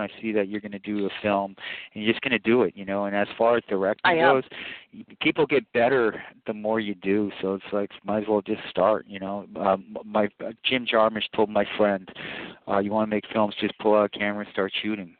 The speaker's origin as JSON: {"language": "English", "town": "Toronto", "region": "Ontario", "country": "Canada", "tie": "born or raised there", "moved": "yes", "lives_now": "Los Angeles, United States", "said": "my life in the 80s growing up in Toronto."}